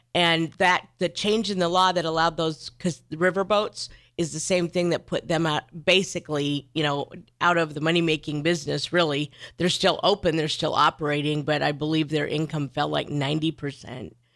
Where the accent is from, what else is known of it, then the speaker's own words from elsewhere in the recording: Neely, Nebraska, United States; I grew up in Neely, Nebraska